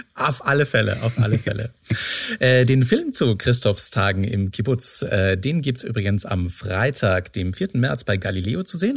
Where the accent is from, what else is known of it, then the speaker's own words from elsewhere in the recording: Austria; moved away; meinem Ursprungsort, wo ich herkomme in mhm. Österreich